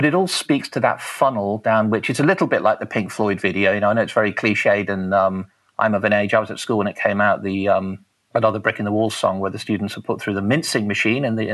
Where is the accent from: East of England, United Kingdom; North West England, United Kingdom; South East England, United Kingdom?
North West England, United Kingdom; Liverpool; now in Taranaki, New Zealand; I grew up in Liverpool